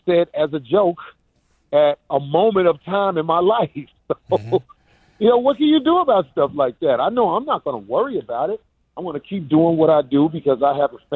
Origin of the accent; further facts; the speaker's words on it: Chicago, Illinois, United States; now in California, United States; I'm from Robert Taylor Homes